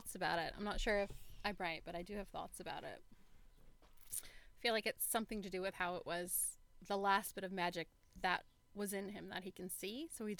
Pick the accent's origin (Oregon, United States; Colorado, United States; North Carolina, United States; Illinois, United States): Oregon, United States; And I'm like, right here, 20 miles away from this exact Walmart. I was born around the corner, just literally, in that hospital.